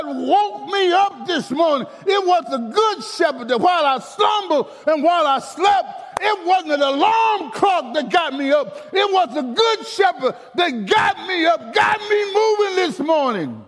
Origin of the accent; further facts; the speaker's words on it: Alabama, United States; as a young man growing up in Alabama, I really didn't know we was poor or where I'm from, poor